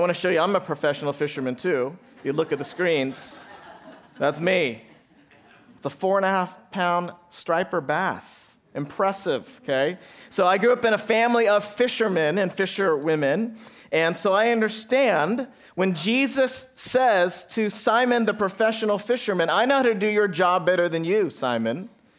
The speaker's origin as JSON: {"language": "English", "town": "Santa Barbara", "region": "California", "country": "United States", "tie": "born or raised there", "said": "hard to order pizza with the last name … I'm serious. This is what my whole life was, right, Dad, growing up in Santa Barbara."}